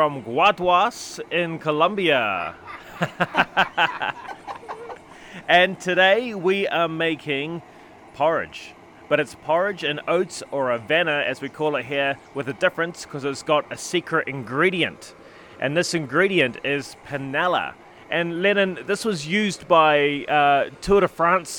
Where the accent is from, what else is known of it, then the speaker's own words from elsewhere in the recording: New Zealand; moved away; we do in New Zealand